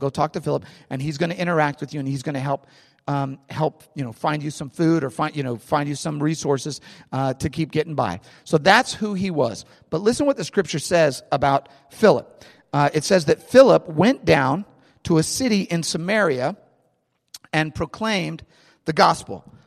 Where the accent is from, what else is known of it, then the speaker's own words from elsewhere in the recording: St. Louis, Missouri, United States; I grew up in Saint Louis.